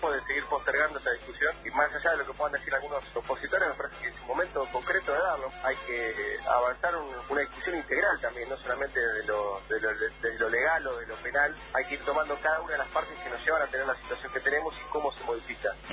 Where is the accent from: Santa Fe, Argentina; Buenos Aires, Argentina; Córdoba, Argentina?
Buenos Aires, Argentina; Piedritas; mi pueblo, porque yo soy oriundo de Piedritas, está rodeado de muchísima agua que puede llegar a entrar al pueblo.